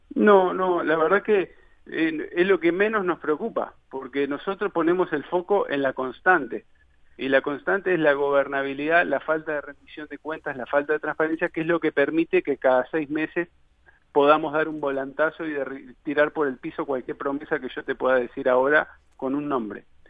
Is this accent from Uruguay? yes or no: yes; Montevideo, Uruguay; moved away as an adult; soy de Montevideo, tengo 36 años